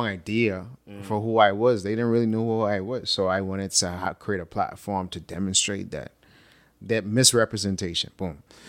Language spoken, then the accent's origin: English; Bahamas; also born or lived in Atlanta, United States; I started to break outside of this box that growing up in the Bahamas, that sort of place on your mind, not really physically. I mean, we live on a small island, but we think on a small island too.